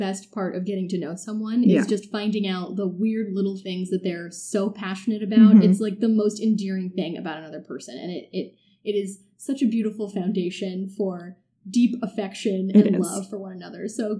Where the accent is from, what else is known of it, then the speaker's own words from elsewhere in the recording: San Francisco, California, United States; born and raised in San Francisco